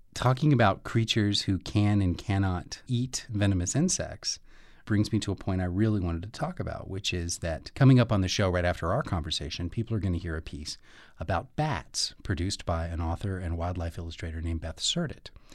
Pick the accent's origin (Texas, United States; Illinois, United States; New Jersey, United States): Texas, United States; now in Arizona, United States; I grew up in Texas